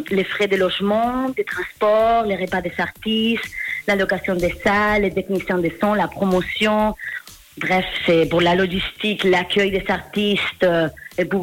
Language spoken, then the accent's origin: French; Spain; French is a second language; now in Geneva, Switzerland; Je suis espagnole. Ça fait cinq ans que j'habite à Genève.